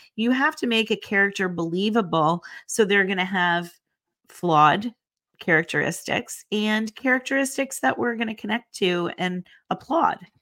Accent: Northeast, United States; we don't use certain names in the Northeast that you guys use in the South

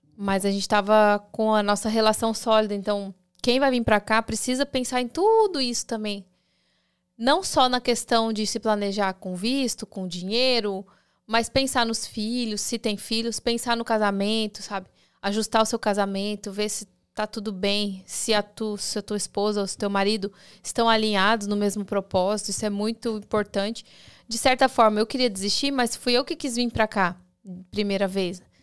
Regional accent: Campo Grande, Mato Grosso do Sul, Brazil; moved away as an adult; now in United States; a gente saiu de Campo Grande, daí vai para São Paulo

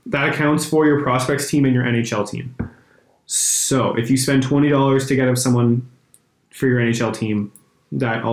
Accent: Canada; we're Canadian

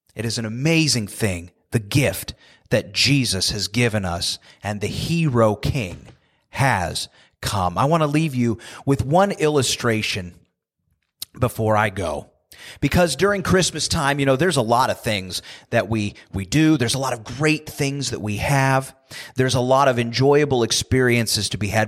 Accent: United States; born and raised in the United States like I have

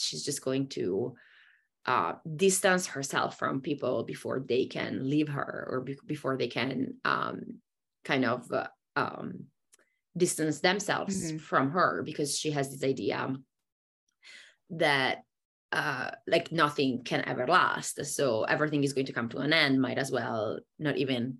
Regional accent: Italy; moved away as an adult; also born or lived in Germany; I grew up in Italy and I was in Italy for the first, you know, two decades of my life.

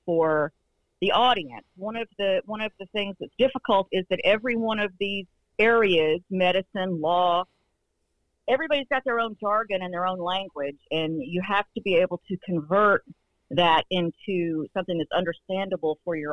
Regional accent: Northeast Georgia, United States; I'm from Northeast Georgia

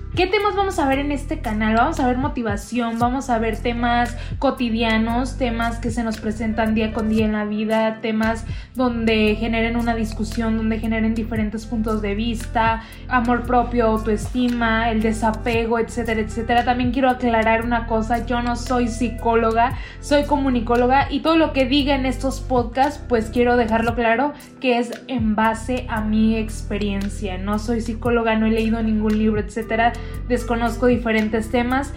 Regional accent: Tangamandapio, Michoacán, Mexico; soy de Tangamandapio, Michoacán

